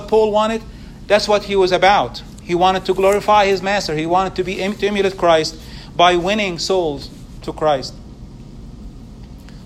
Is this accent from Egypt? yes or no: yes; Egypt; moved away; where I grew up in Egypt